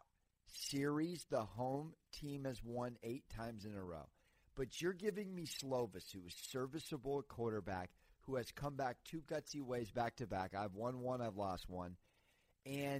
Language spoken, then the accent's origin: English; San Diego, California, United States; my hometown team, San Diego State